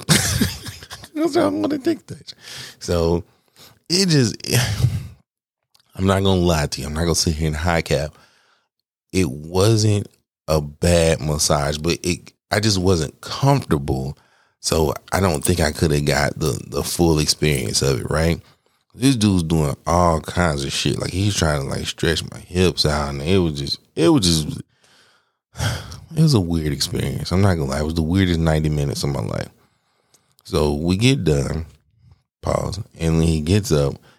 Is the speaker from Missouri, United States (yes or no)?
no; Atlanta, Georgia, United States; now in Arizona, United States; I'm from Atlanta